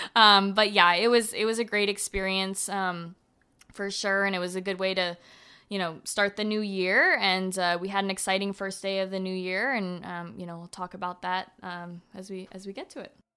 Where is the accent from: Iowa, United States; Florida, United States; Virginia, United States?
Florida, United States; I'm from Florida